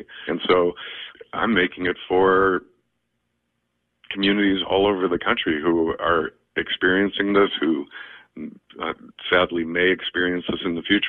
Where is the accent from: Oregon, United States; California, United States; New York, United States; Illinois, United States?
Illinois, United States; Highland Park; moved away; I'm from Highland Park.